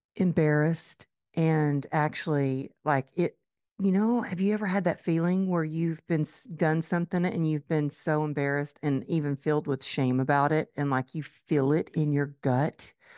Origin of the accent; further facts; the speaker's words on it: Dallas, Texas, United States; my hometown, Dallas, Texas